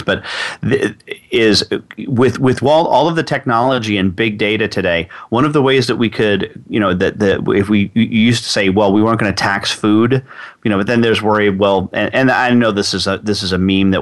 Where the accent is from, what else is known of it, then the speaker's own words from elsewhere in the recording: Texas, United States; Texas as an example, my home state